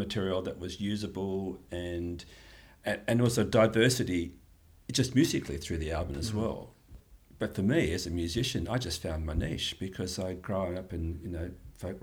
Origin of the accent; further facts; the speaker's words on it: Australia; I'm an Australian